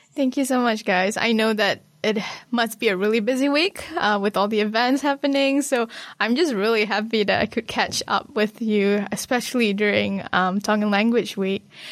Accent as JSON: {"language": "English", "country": "Malaysia", "tie": "born or raised there", "moved": "yes", "lives_now": "New Zealand", "said": "from Malaysia. I grew up there"}